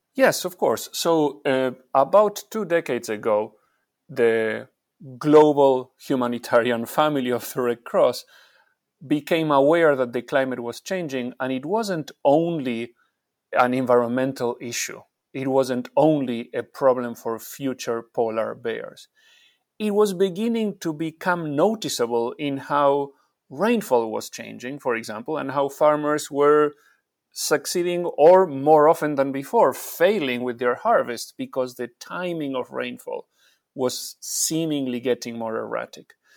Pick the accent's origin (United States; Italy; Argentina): Argentina; I'm from Argentina